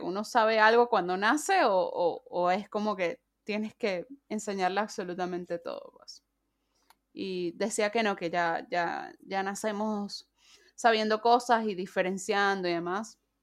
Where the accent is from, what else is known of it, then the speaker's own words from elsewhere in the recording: Venezuela; now in Mendoza, Argentina; Soy mendocina, soy venezolana